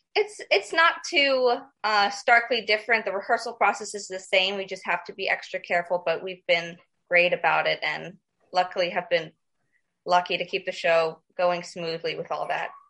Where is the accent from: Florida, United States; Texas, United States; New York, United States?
Florida, United States; Lakewood Ranch; moved away; I grew up in Lakewood Ranch and then I went to school at Pineview. So the Sarasota Bradenton area is home.